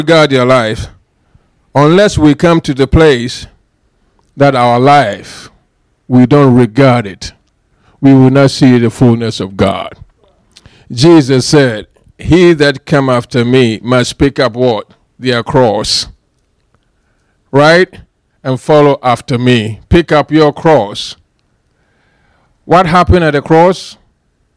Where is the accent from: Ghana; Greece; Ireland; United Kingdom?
Ghana; moved away; I am from Ghana